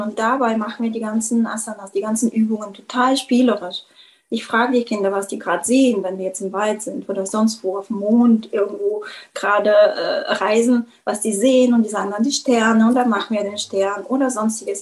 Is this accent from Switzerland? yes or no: no; Bulgaria; German is a second language; moved away as an adult; now in Germany; ich ja gebürtige Bulgarin bin und schon irgendwie mit 18 nach Deutschland kam